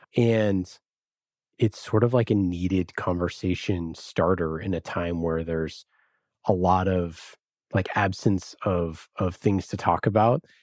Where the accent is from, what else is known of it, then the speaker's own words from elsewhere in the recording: Oakland, California, United States; I'm from Oakland.